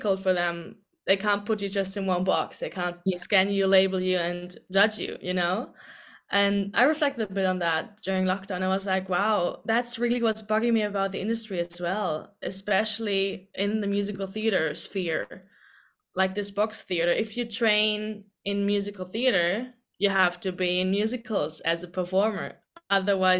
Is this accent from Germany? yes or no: yes; Germany; moved away as an adult; also born or lived in Dublin, Ireland; I'm originally from Germany